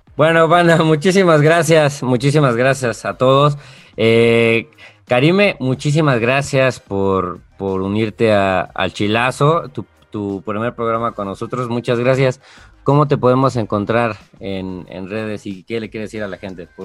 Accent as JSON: {"language": "Spanish", "country": "Mexico", "said": "soy mexicano"}